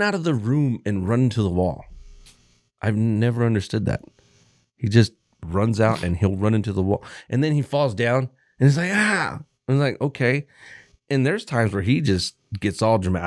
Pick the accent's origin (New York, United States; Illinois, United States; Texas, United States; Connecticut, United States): Texas, United States; moved away; I was born in fucking Texas